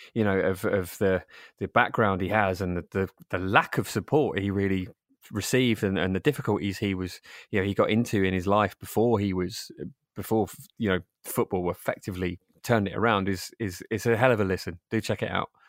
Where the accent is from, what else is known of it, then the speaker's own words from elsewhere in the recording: Rainham, London, United Kingdom; I grew up in, uh, in Zone Six, um, in a town called Raynham